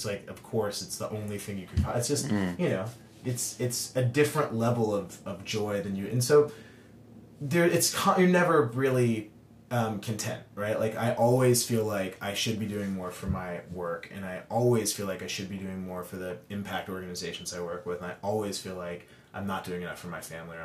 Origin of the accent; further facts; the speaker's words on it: Dallas, Texas, United States; I grew up in Texas, and I'm from Dallas, Texas